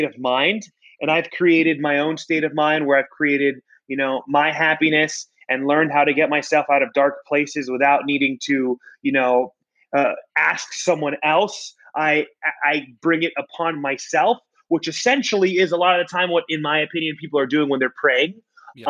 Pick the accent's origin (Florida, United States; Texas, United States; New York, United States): Florida, United States; I'm born and raised in Florida. My entire life I've been in Florida